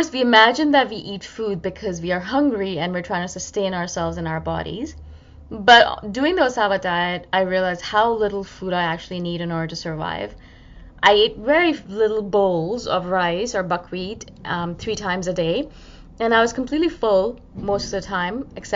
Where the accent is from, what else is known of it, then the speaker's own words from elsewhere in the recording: India; as an Indian person